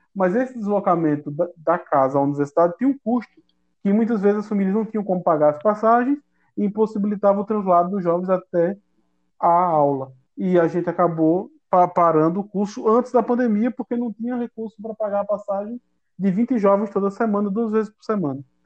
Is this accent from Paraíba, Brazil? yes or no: yes; Campina Grande, Paraíba, Brazil; a minha comunidade, onde eu nasci, onde eu me criei